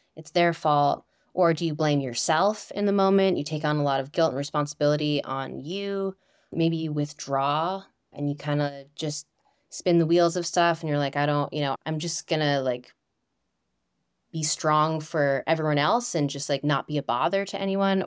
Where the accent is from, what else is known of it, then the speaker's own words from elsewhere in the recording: Northeast, United States; moved away; I am from the Northeast originally, and I grew up climbing in Romney